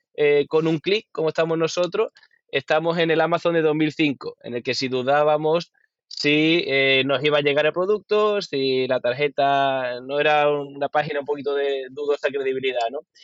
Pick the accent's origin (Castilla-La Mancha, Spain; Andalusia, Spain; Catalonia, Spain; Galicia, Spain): Andalusia, Spain; Huelva; soy de Huelva